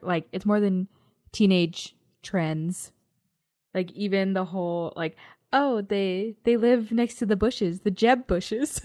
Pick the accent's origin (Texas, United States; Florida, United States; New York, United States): Texas, United States; We're from Texas.